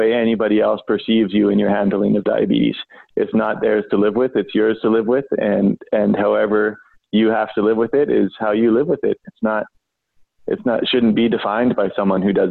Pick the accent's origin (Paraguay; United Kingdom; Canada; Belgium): Canada; Vancouver, British Columbia; I grew up in East Vancouver, in one of the, rougher neighborhoods in the city.